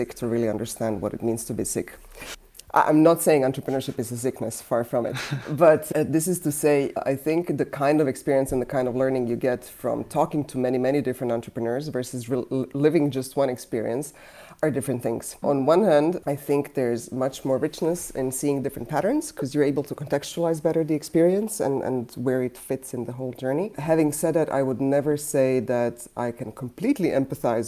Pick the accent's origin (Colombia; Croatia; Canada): Croatia; now in United States; I come from Yugoslavia turned Croatia, meaning socialist country turning into a sort of transitioning into a more capitalist system